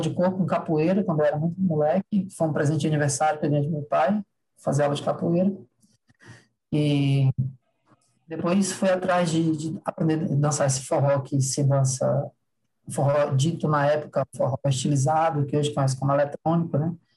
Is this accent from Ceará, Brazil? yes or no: yes; Ceará, Brazil; sou do Ceará